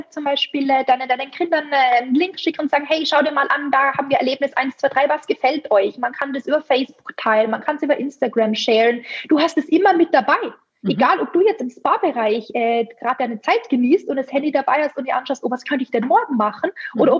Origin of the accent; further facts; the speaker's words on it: Tyrol, Austria; Genau, also ich bin in den Kitzbüheler Alpen groß gewachsen, aufgewachsen, groß geworden. Also Tourismus pur, von, von mhm. klein auf natürlich, äh, fünf Minuten von der Gondelstation entfernt.